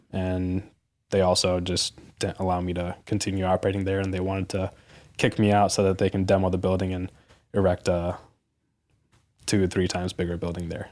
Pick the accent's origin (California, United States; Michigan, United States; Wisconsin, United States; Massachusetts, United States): Michigan, United States; suburbs of Detroit; my hometown in the suburbs of Detroit